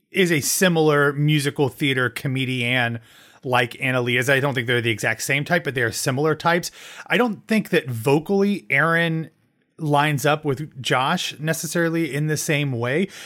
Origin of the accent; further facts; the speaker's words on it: Columbus, Ohio, United States; now in Orlando, United States; my hometown of Columbus, Ohio